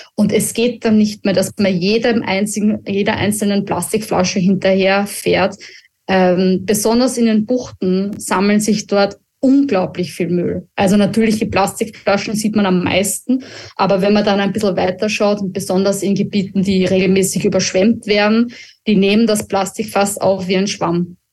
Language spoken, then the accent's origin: German; Austria; uns als Österreicher